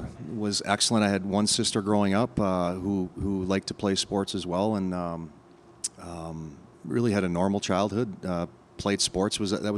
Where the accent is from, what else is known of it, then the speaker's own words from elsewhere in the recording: Calgary, Alberta, Canada; that was kind of my youth hockey growing up in Calgary.